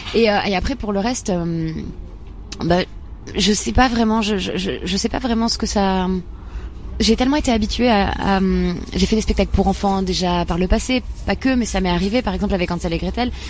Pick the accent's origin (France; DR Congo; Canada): France; Bar-le-Duc, Grand Est; J'ai grandi dans l'est de la France, pas loin de Nancy, à Bar-le-Duc